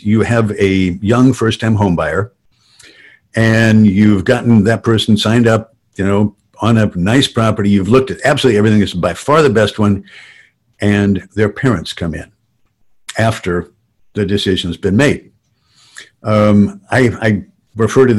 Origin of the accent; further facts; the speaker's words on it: Southern California, United States; I grew up in construction in Southern California